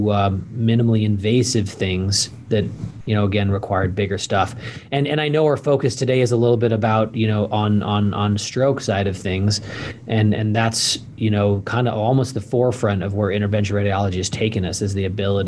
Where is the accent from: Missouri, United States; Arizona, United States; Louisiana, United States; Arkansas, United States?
Missouri, United States; St. Louis; moved away as an adult; also born or lived in Switzerland / Utah / Ohio / Indiana; now in Idaho, United States; spent the majority of my teenage and kind of where I have always called home was in St. Louis, Missouri.